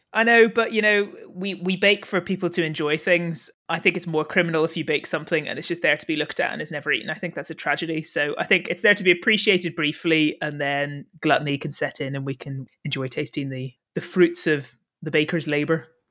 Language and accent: English; Northern Ireland, United Kingdom; being Northern Irish